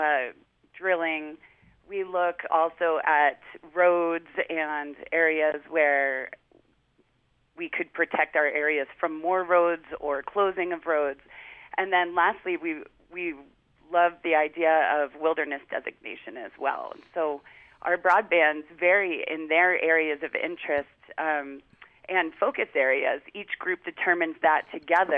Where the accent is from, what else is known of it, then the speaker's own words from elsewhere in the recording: New Jersey, United States; moved away; I grew up on the East Coast where a lot of public and open space was difficult to find in New Jersey